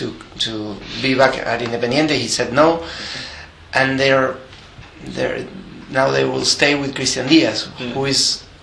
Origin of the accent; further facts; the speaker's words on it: Avellaneda, Buenos Aires Province, Argentina; I was born in Avellaneda, in a Racing club supporting family.